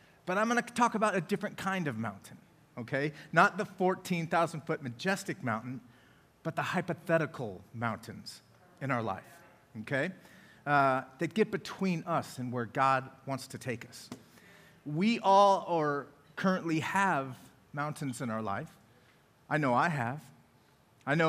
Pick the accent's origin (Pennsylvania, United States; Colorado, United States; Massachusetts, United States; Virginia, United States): Colorado, United States; Colorado Springs; also born or lived in Loveland, Colorado / Denver, Colorado; now in Oklahoma City, United States; Colorado Springs, and that is where I was born and raised.